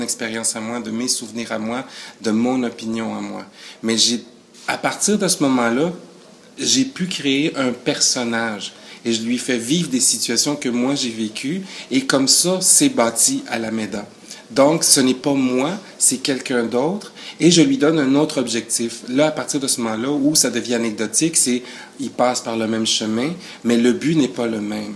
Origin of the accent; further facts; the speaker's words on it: Quebec, Canada; also born or lived in Chile; je suis arrivé au Canada à l'âge de 8 ans.